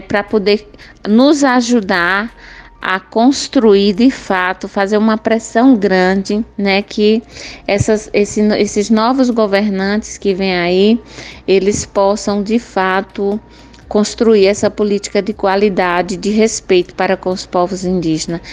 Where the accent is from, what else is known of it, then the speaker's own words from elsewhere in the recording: Cabrobó, Pernambuco, Brazil; sou do município de Cabrobó, meu povo chama Trucá